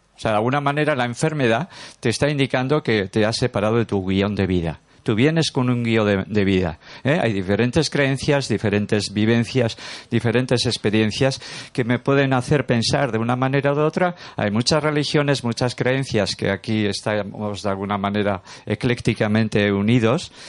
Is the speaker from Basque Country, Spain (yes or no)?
yes; Durango, Basque Country, Spain; soy de Durango, nacido en Durango, a 30 kilómetros